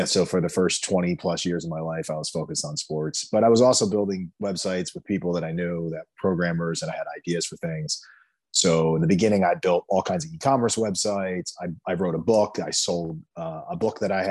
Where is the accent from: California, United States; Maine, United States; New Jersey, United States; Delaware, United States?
New Jersey, United States; Jersey Shore; I grew up in New Jersey on the Jersey Shore